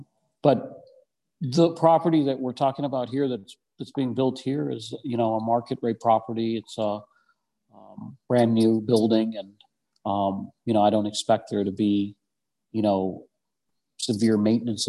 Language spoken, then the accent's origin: English; St. Louis, Missouri, United States; moved away; I grew up in St. Louis. I don't live here anymore, but I grew up in St. Louis